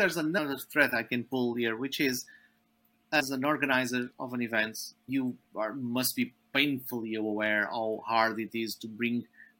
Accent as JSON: {"language": "English", "country": "Portugal", "said": "we are both from Portugal"}